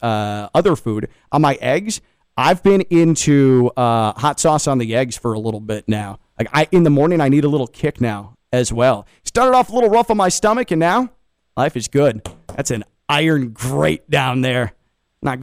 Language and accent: English; Chicago, Illinois, United States; moved away as an adult; now in West Palm Beach, United States; I'm from Chicago